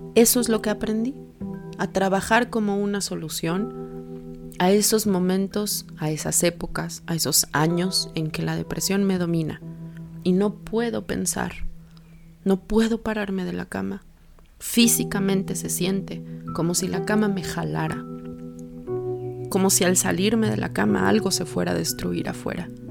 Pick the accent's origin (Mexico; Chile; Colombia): Mexico